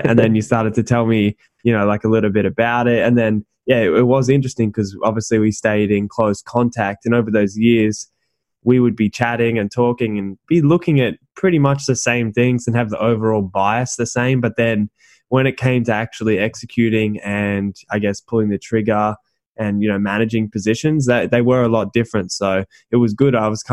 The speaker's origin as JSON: {"language": "English", "town": "Gold Coast", "region": "Queensland", "country": "Australia", "tie": "born or raised there", "also_born_or_lived": "Thailand", "said": "I'm from the Gold Coast, and that's just where I've lived for pretty much my entire life"}